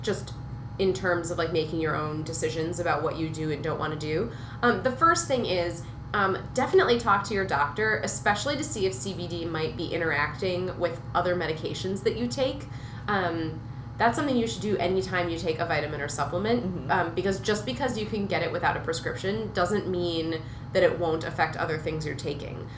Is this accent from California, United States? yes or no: no; Minnesota, United States; I grew up in Minnesota